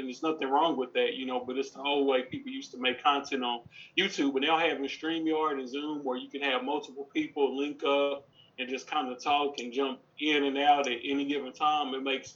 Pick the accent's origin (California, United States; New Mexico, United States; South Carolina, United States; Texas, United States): Texas, United States; I'm from Texas